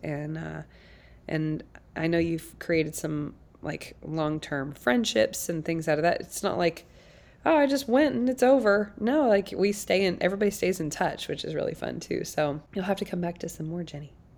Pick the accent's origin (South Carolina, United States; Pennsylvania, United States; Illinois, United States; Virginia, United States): South Carolina, United States; now in Nashville, United States; I grew up in South Carolina with six kids